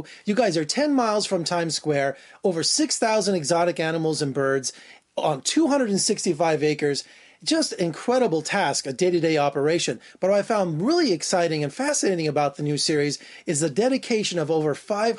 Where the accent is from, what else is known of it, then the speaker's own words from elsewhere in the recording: Las Vegas, Nevada, United States; I'm born and raised in Las Vegas. We have over 2 million people.